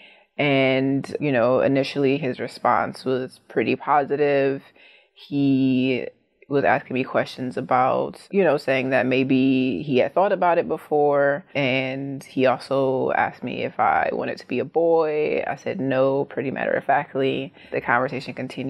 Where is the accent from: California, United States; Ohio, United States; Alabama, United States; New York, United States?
Ohio, United States; Cleveland; from Cleveland, Ohio